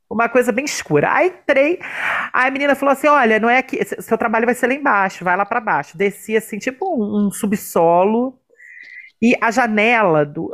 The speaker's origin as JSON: {"language": "Portuguese", "country": "Brazil", "tie": "born or raised there", "said": "Nascemos no Brasil, que já é um lugar que é um perrengue"}